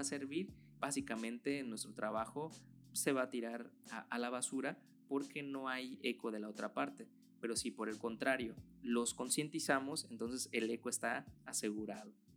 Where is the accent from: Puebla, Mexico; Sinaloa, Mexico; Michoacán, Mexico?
Michoacán, Mexico; aquí en mi país